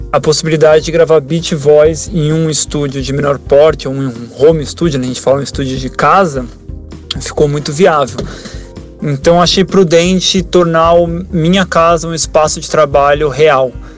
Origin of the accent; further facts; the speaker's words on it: São Paulo, Brazil; sou de São Paulo.